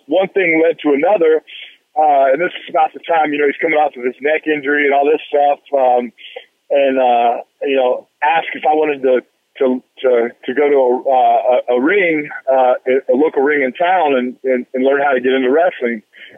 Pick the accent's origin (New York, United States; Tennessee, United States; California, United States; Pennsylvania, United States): Tennessee, United States; Memphis; growing up in Memphis